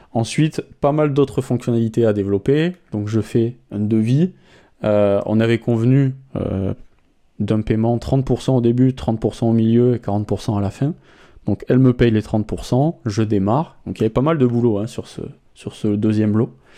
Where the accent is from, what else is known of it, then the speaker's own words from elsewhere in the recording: France; en tant que Français